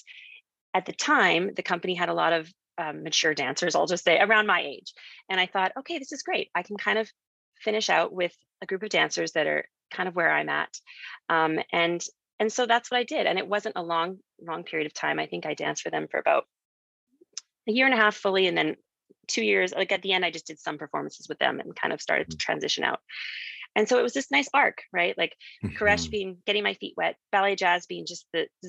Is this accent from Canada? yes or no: yes; Canada; moved away as an adult; also born or lived in New York City, United States / Philadelphia, United States; growing up in Canada